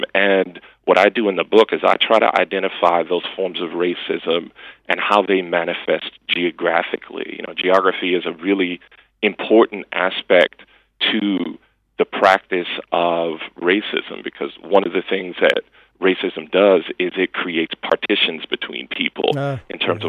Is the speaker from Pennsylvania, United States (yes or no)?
no; Chicago, Illinois, United States; my hometown of Chicago and the South Side